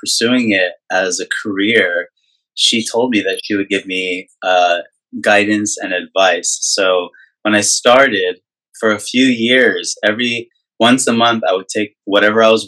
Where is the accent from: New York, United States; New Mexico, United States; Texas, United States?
New Mexico, United States; Albuquerque; moved away as an adult; now in Los Angeles, United States; I'm originally from New Mexico, Albuquerque, New Mexico.